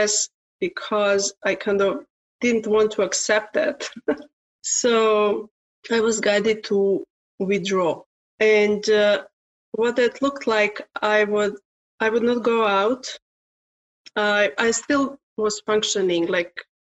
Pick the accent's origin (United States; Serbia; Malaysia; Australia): Serbia; English is a second language; now in Canada; Originally, I'm from Serbia, but I'm living in Canada since 1994